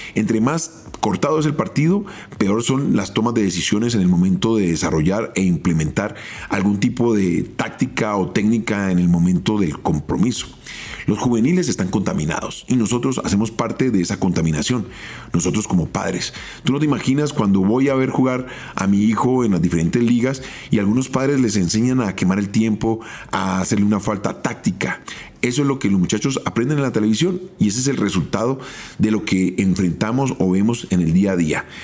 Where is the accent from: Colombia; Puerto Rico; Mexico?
Colombia; nosotros como colombianos